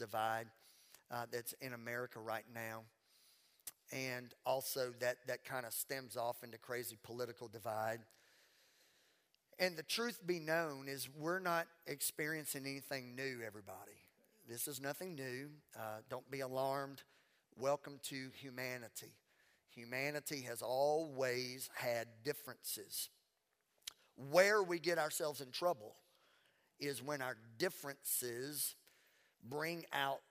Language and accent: English; Louisiana, United States; accent: Southern; also born or lived in Mississippi; now in Texas, United States; I was born in Mississippi. I was raised in Louisiana